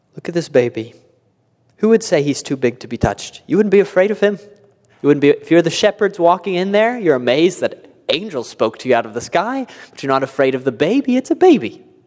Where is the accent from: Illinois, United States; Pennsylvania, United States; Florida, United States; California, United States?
California, United States; now in Indiana, United States; I grew up in California